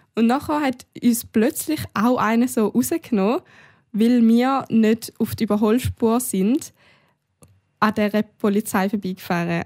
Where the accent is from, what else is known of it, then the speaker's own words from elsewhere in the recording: Switzerland; bei uns in der Schweiz